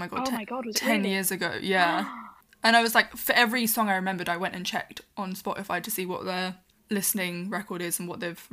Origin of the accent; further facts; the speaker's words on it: United Kingdom; we're British